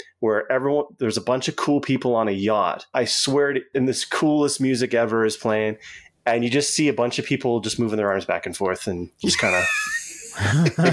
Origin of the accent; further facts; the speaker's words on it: Tecumseh, Ontario, Canada; also born or lived in Windsor, Ontario; I moved from Windsor to Tecumseh when I was in grade 3.